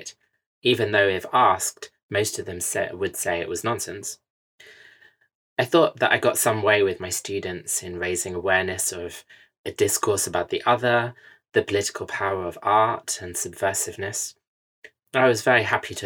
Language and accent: English; United Kingdom; also born or lived in California / France / Singapore; as a Westerner, I am British